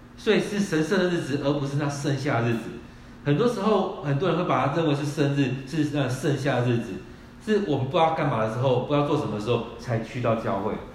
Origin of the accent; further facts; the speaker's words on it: Kaohsiung, Taiwan; moved away; 我们是高雄的人，我们回到高雄去